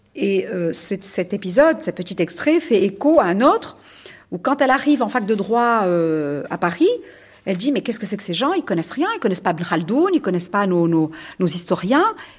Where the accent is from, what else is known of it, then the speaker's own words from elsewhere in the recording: Tunisia; je suis tunisienne